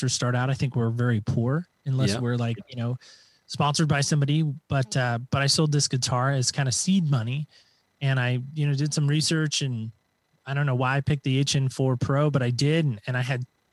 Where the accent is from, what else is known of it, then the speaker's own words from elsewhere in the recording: Medford, Oregon, United States; I am from the great state of Oregon, Southern Oregon specifically